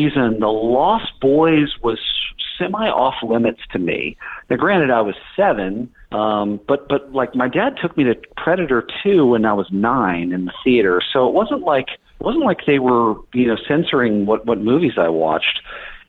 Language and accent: English; Dallas, Texas, United States; moved away as an adult; I grew up in Dallas, Texas